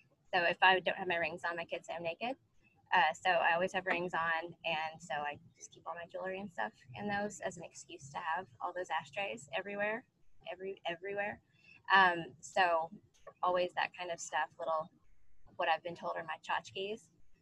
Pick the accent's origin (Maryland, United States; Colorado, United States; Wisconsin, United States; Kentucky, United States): Kentucky, United States; Ashland; also born or lived in West Virginia; I grew up in Ashland, Kentucky, but my family's from West Virginia